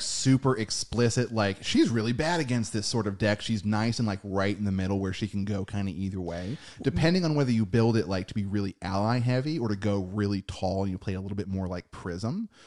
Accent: United States; we are American

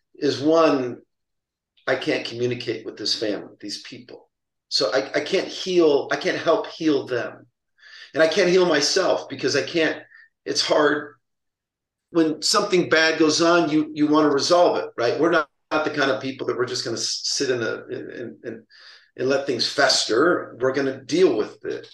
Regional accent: San Pedro, California, United States; where I grew up in San Pedro.

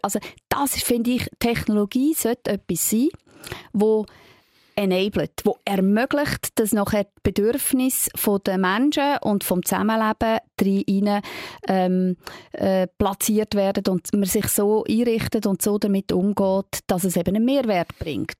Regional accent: Switzerland; für uns in der Schweiz mit unserer direkten Demokratie

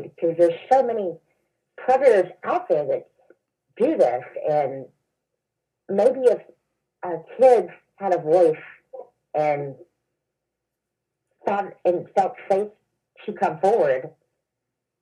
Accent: the Bible Belt, United States; moved away as an adult; also born or lived in Oklahoma; now in Illinois, United States; I was from the Bible Belt

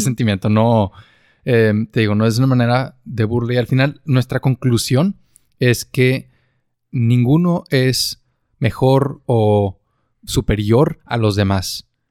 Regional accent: northern Mexico, Mexico; accent: northern Mexican; … y yo tenemos un acento mexicano del norte

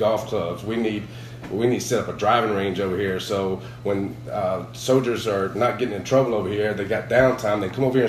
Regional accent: Alabama, United States; accent: Alabama; my accent from Alabama

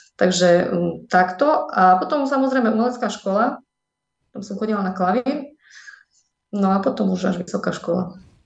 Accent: Medzilaborce, Prešov Region, Slovakia; moved away; also born or lived in Humenné; Potom sa odsťahovali rodičia do Medzilaboriec. No a v som strávila celé svoje detstvo, mm, chodila som tam aj na strednú školu

